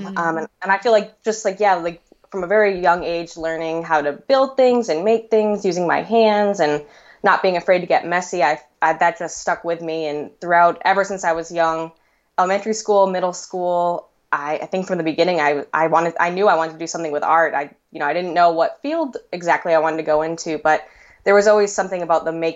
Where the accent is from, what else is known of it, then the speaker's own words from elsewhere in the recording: Boston, Massachusetts, United States; moved away as an adult; also born or lived in New York City; now in Chicago, United States; I was born in Boston, Massachusetts, and that's where I grew up pretty much till I was 18.